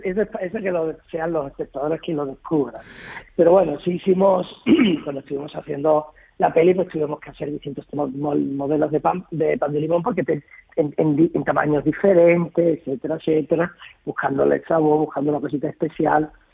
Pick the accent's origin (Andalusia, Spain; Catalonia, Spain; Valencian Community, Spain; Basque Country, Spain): Andalusia, Spain; Lebrija; en mi pueblo